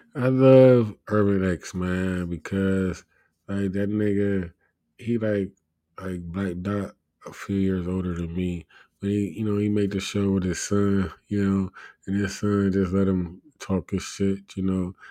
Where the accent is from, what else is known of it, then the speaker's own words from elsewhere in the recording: United States; I'm an American